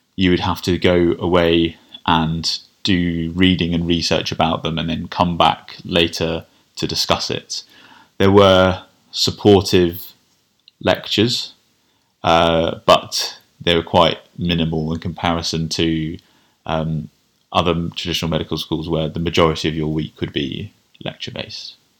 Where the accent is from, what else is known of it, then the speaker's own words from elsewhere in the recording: Kent, South East England, United Kingdom; I grew up in Kent.